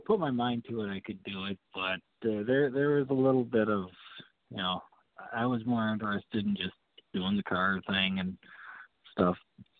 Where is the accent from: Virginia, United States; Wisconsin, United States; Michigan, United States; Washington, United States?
Wisconsin, United States; Kenosha; Yes. Yep.